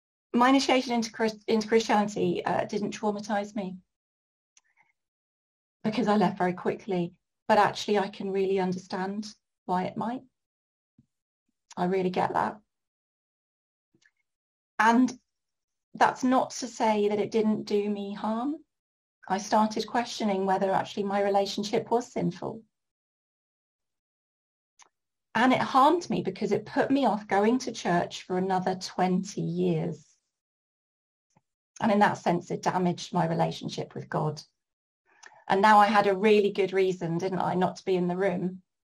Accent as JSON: {"language": "English", "town": "Norwich", "region": "East of England", "country": "United Kingdom", "tie": "born there", "also_born_or_lived": "York / Brighton / Ipswich / Bury St Edmunds", "said": "I was born in Norwich and I have also lived in York, in Brighton, in Ipswich, in Bury St Edmunds"}